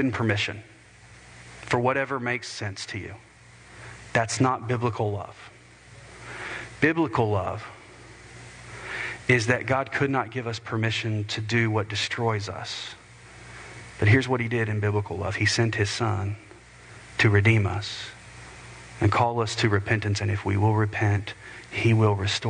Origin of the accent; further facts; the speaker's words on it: United States; as American believers